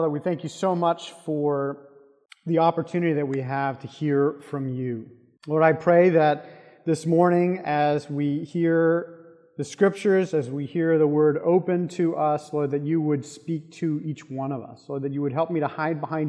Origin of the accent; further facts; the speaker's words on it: South Florida, United States; growing up in South Florida